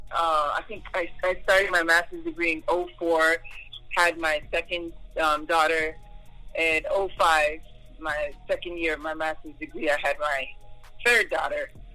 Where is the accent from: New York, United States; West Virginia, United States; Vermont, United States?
New York, United States; moved away as an adult; now in Duluth, Georgia, United States; I was born in New York, so most of my years were in New York, back in Staten Island.